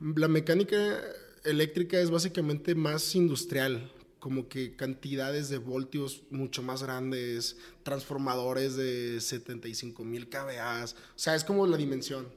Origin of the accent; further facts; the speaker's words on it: Tepic, Nayarit, Mexico; now in Guadalajara, Mexico; soy de Tepic, de Tepic Nayarit, luego venirme a Guadalajara, muy foráneo